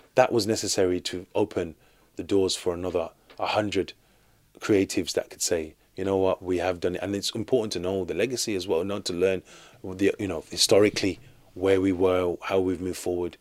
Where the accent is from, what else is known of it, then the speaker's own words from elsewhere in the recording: Birmingham, West Midlands, United Kingdom; I'm born and raised in Birmingham, in the U K